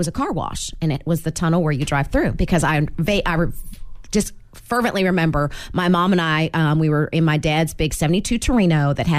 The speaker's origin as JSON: {"language": "English", "country": "United States", "tie": "born or raised there", "said": "in the 70s growing up on Poplar across from the big now Magnolia Bank Center, where the big tower is, that big cell phone tower"}